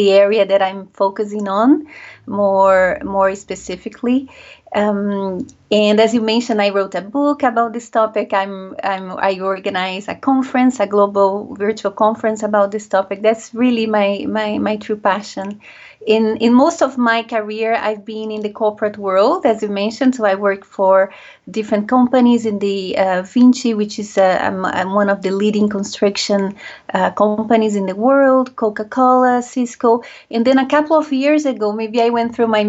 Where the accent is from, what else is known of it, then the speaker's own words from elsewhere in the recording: Brazil; also born or lived in France; now in United Kingdom; I was born and raised in Brazil